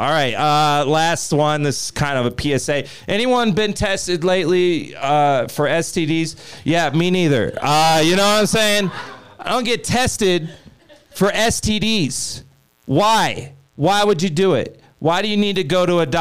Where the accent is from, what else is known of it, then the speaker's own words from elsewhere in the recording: Kansas, United States; now in Denver, United States; I'm from Kansas